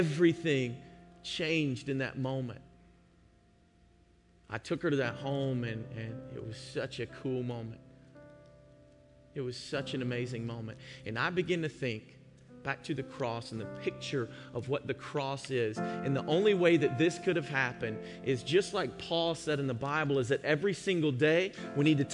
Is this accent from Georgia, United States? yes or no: yes; Georgia, United States; moved away; I'm from Georgia